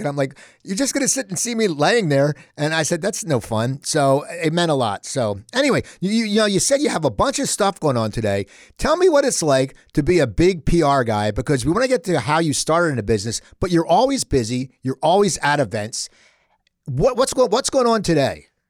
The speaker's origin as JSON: {"language": "English", "town": "Cherry Hill", "region": "New Jersey", "country": "United States", "tie": "born or raised there", "said": "I grew up in Cherry Hill, not Jenkintown."}